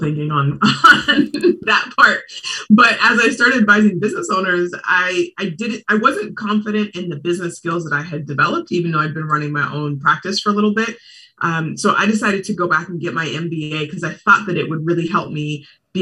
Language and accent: English; Portland, Oregon, United States; moved away as an adult; now in Bay Area, United States; I was born and raised in Portland.